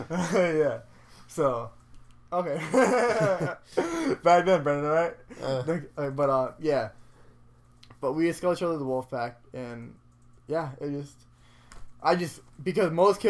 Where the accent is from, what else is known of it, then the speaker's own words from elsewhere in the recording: Canada; I'm a Canadian, but also as a Pakistani as well